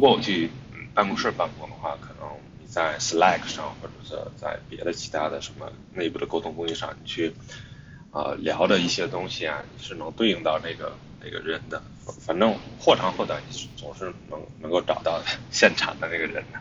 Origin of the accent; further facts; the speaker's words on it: China; moved away as an adult; also born or lived in Hangzhou; 我的老家呢，其实离北京，呃，其实大概开车只有二百七十公里